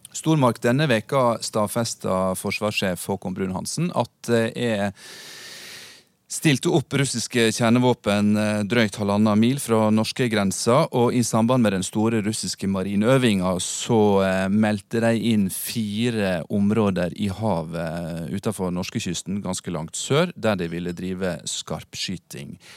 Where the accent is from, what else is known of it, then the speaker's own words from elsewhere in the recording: Western Norway, Norway; jeg vokste opp på Vestlandet